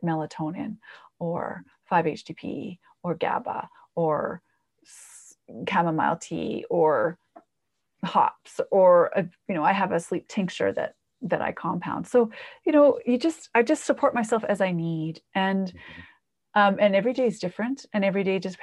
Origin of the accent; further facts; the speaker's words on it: Canada; I'm Canadian too.